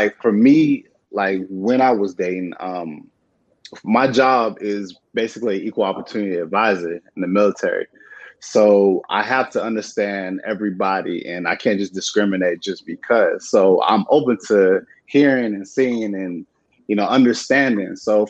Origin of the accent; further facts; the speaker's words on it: San Diego, California, United States; also born or lived in Virginia; I grew up in San Diego.